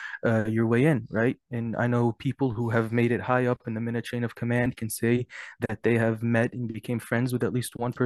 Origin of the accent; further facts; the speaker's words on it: Lexington, Kentucky, United States; I am also from Lexington, Kentucky